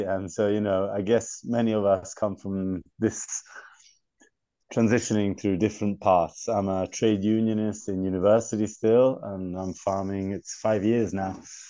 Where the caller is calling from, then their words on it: Tuscany, Italy; Yeah, I'm speaking from Italy, Chianti, in Tuscany.